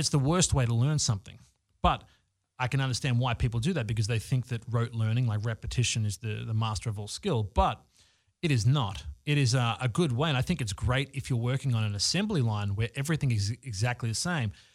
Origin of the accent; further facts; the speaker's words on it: Australia; now in Los Angeles, United States; I'm living in Los Angeles. I'm originally from Australia.